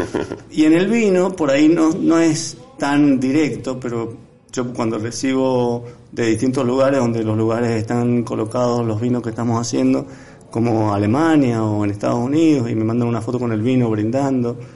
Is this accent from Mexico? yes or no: no; Mendoza, Argentina; yo como buen mendocino, sabes que todos los mendocinos tienen una relación con el vino estrecha